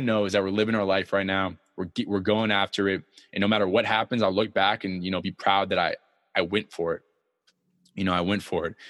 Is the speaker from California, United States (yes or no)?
yes; San Diego, California, United States; I come from San Diego